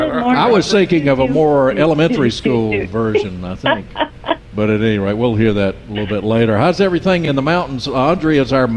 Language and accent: English; Nash County, North Carolina, United States; We have cotton and peanuts and tobacco. Or we did when I was growing up in Nash County and to the east